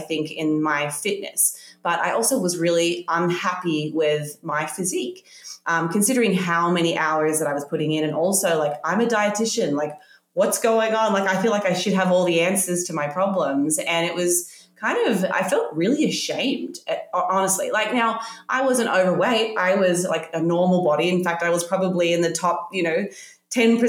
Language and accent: English; Australia; I grew up in Australia